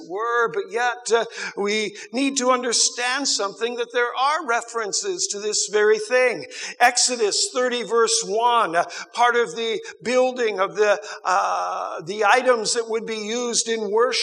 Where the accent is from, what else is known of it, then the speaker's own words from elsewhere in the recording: United States; I grew up in America